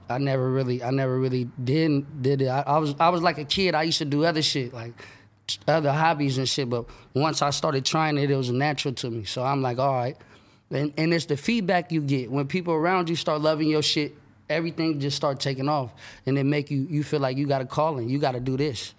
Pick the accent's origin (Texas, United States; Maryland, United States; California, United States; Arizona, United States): California, United States; Sacramento; that's where I was born and raised